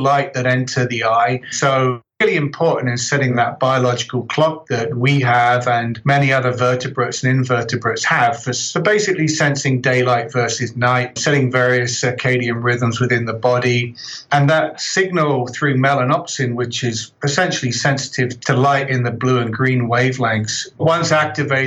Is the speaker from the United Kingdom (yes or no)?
yes; just south of London, South East England, United Kingdom; moved away as an adult; also born or lived in Birmingham, United Kingdom / Calgary, Canada; now in Edmonton, Canada; So you can probably tell from my accent, I'm originally from the UK, just south of London.